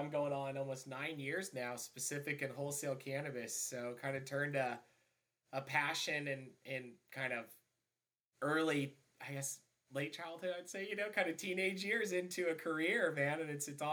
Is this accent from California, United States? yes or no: no; Branson, Missouri, United States; I grew up in Branson, Missouri